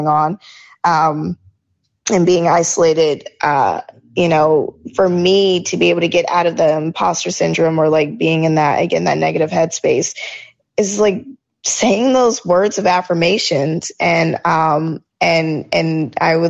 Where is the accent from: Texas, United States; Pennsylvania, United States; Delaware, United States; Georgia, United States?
Georgia, United States; I grew up in Georgia